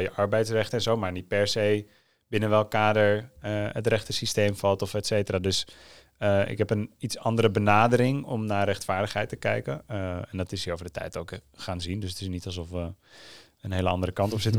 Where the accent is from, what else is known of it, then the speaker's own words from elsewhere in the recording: Netherlands; ik ben een half Nederlands